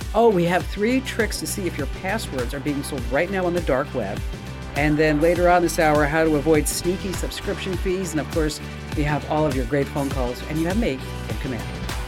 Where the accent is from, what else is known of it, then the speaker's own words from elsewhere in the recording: Arizona, United States; I'm from Arizona.